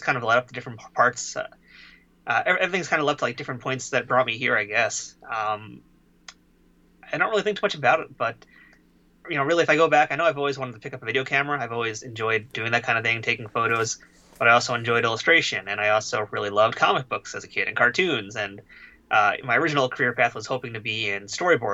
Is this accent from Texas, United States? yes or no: no; New York City, New York, United States; I grew up here in Queens